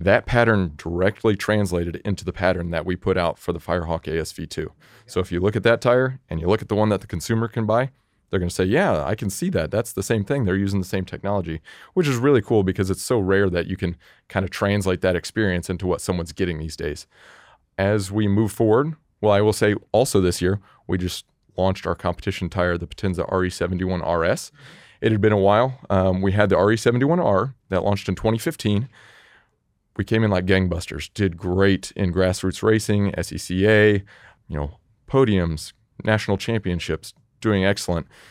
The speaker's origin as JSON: {"language": "English", "town": "Indianapolis", "region": "Indiana", "country": "United States", "tie": "born or raised there", "moved": "as an adult", "lives_now": "Nashville, United States", "said": "I was born and raised in Indianapolis"}